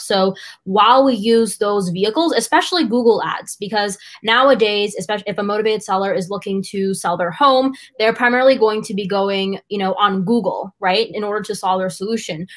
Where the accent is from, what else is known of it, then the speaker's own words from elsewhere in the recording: United States; I was born and raised in the United States, but my family is from India